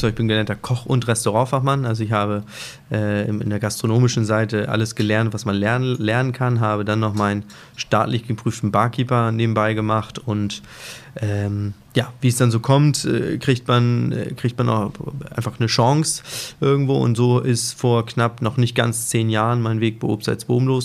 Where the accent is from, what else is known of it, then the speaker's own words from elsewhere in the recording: Hamburg, Germany; früher hätte ich immer Festland, wie gesagt, ich bin Hamburger Jung